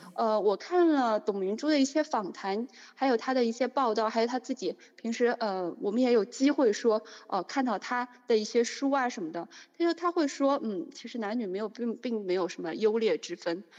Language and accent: Chinese; Zhenjiang, Jiangsu, China; moved away as an adult; also born or lived in Vancouver, Canada / Boston, United States; now in Shanghai, China; 我呢是来自于中国大陆的江苏，是一个非常美丽的历史小城，叫镇江